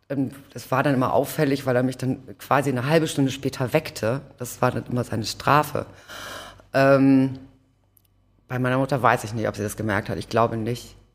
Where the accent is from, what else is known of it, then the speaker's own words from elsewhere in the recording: Hamburg, Germany; Ich bin tatsächlich geboren in Othmarschen, dann Blankenese Othmarschen äh, hin und her gezogen, dann ähm, genau und dann zum Schluss Rissen